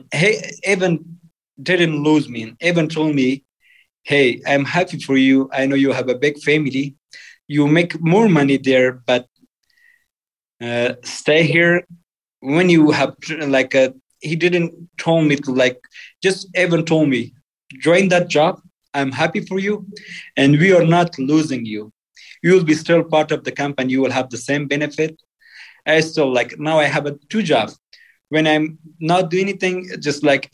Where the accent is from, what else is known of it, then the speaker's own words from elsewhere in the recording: Afghanistan; English is a second language; moved away as an adult; also born or lived in Pakistan / Virginia, United States; now in Salt Lake City, United States; I grew up in Afghan culture and a family.